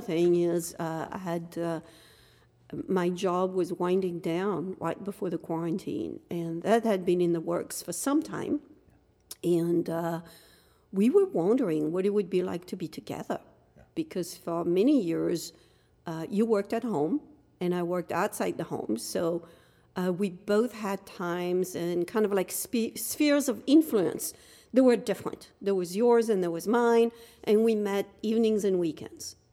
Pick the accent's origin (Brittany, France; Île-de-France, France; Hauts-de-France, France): Hauts-de-France, France; Dunkirk; moved away as an adult; now in United States; I was born in France, in Dunkirk, France, um, came to the United States as a student